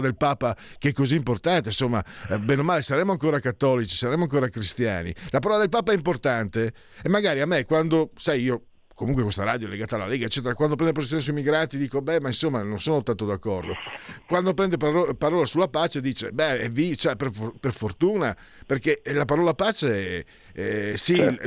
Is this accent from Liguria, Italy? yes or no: no; Friuli-Venezia Giulia, Italy; vengo dal Friuli, ero vicino anche ad Aviano